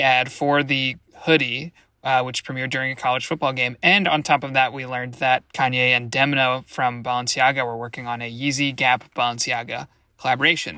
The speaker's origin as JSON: {"language": "English", "town": "Washington", "region": "District of Columbia", "country": "United States", "tie": "born or raised there", "said": "my hometown, Washington, D C."}